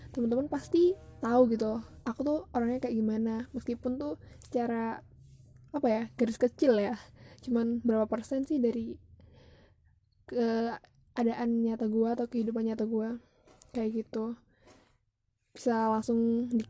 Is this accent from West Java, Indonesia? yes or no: no; East Java, Indonesia; Gue dari East Java. Kalau nggak tahu East Java di mana, di Pulau Jawa tepatnya. Pulau Jawa yang sebelah mana? Sambungnya Madura. Tahu kan lah pasti yang ibu kotanya Surabaya.